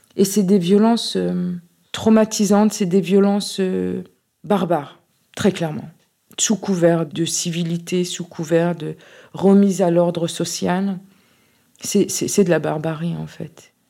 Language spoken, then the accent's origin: French; France; ma, ma socialisation, mon, ancrage en France